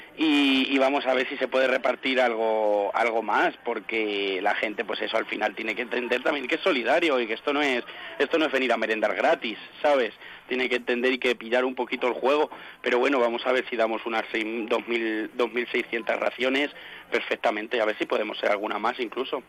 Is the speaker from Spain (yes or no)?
yes; Alcázar de San Juan, Castilla-La Mancha, Spain; como se dice aquí en mi pueblo